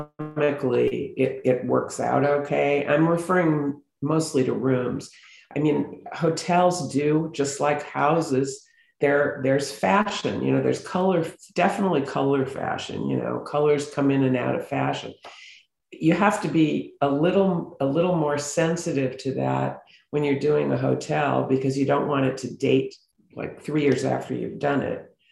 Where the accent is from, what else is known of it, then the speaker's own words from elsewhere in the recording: Beverly Hills, California, United States; I grew up in Beverly Hills